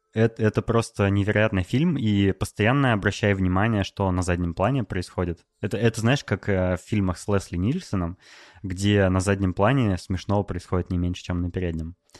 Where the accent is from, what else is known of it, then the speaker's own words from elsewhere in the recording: Novosibirsk, Novosibirsk Oblast, Russia; moved away as an adult; also born or lived in Moscow; недавно я переехал из Москвы в Новосибирск, ну это мой родной город